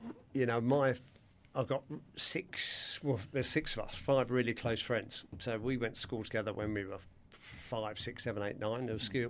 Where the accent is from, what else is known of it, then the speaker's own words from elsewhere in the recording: Surrey, South East England, United Kingdom; I grew up in Surrey